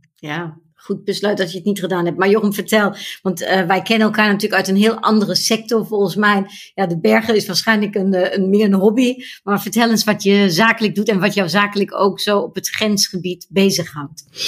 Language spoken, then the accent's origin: Dutch; Germany; Mijn moeder is ook Duits, mijn vader is Nederlands, maar ik ben in Duitsland opgegroeid